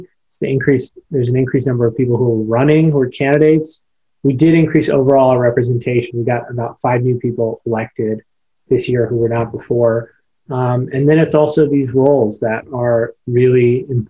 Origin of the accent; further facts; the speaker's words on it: Carbon County, Pennsylvania, United States; born and raised in my hometown